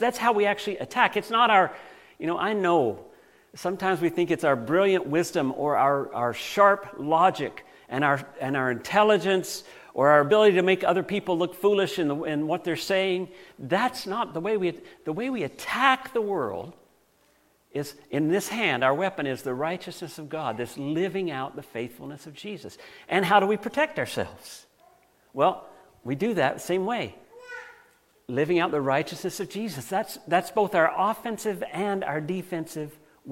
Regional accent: United States; Now, I grew up in the United States

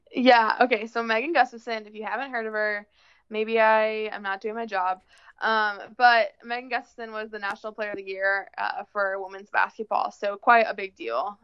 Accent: Plano, Illinois, United States; moved away as an adult; now in Iowa, United States; I'm originally from Plano, Illinois, Plano. small town. Yeah, Plano Games. Uh small town southwest of Chicago. Um I came to Iowa when I for college

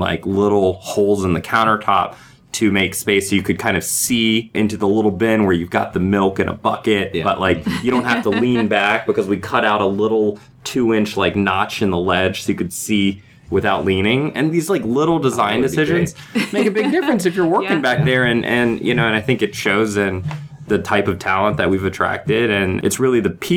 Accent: Virginia, United States; We the team that started, we all met in Virginia, and we're from Virginia

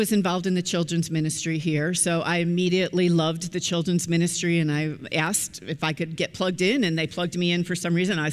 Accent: Chicago, Illinois, United States; I was born and raised in the Chicagoland area

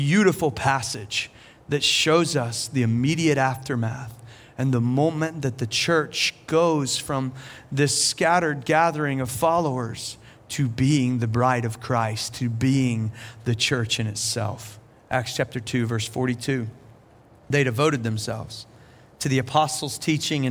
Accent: South Carolina, United States; now in Asheville, United States; I'm from South Carolina

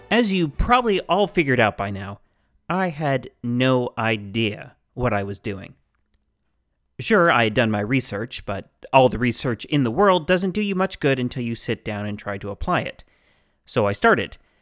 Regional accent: Phoenix, Arizona, United States; also born or lived in South Dakota; I was born in the Phoenix area and have lived here the majority of my life

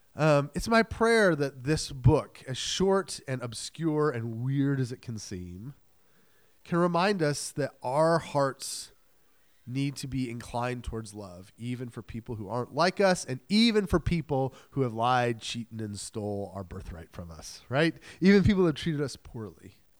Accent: New England, United States; moved away; I was new from New England

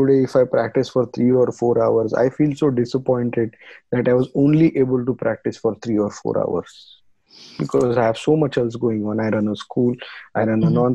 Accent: India; when we grew up in India, we were told if something was trash, this is trash, you better fix it

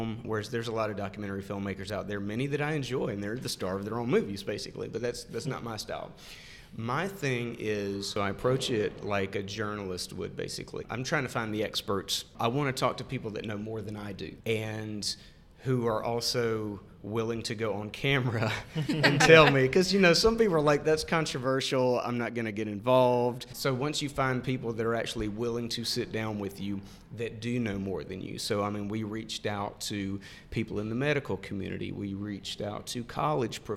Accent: Montgomery, Alabama, United States; I grew up in Montgomery

